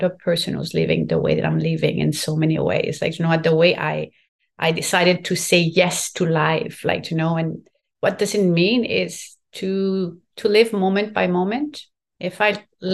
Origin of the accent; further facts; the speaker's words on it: Quebec, Canada; first language French; English is a second language; This is my first language and I'm very proud to be from Quebec and speaking French